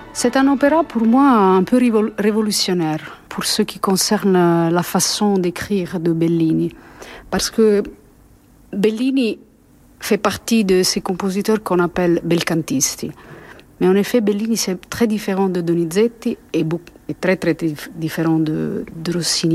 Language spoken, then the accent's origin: French; Italy; French is a second language; je suis italienne